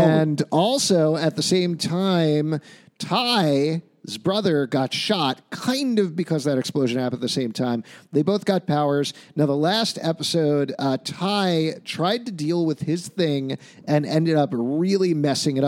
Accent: New York, United States; as a New Yorker

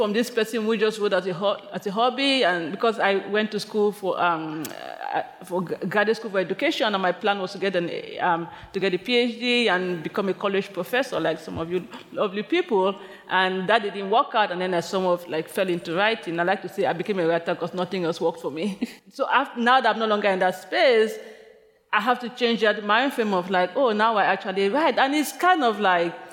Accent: Limbe, Southwest Region, Cameroon; moved away as an adult; now in New York City, United States; my childhood in Cameroon

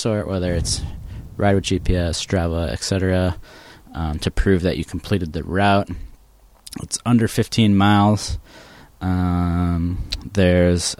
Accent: Wisconsin, United States; now in Portland, United States; my home state

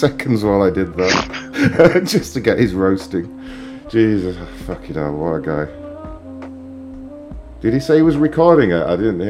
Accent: United Kingdom; I'm not Mexican, actually. I'm British

